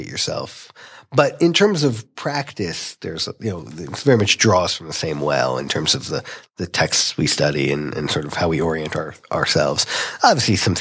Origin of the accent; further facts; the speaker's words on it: Atlanta, Georgia, United States; moved away as an adult; also born or lived in New York; I grew up in Atlanta, Georgia